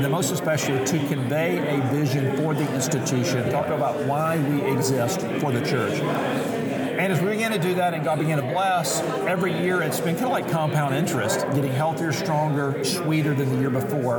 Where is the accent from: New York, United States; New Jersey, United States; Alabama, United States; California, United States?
Alabama, United States; Mobile; moved away as an adult; also born or lived in Louisville, Kentucky; now in Kansas City, United States; I'm from Mobile, Alabama. My wife and I both are from the Gulf Coast